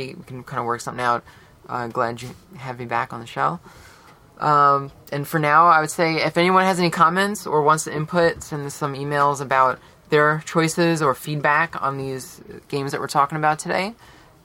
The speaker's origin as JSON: {"language": "English", "area": "East Coast", "region": "New York", "country": "United States", "said": "I'm from the New York, like East Coast area"}